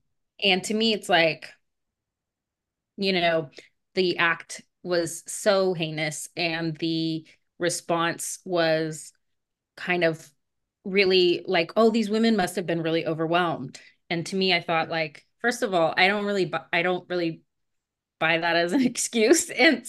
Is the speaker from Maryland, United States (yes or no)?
no; Las Vegas, Nevada, United States; I would say Writer's Block in Las Vegas.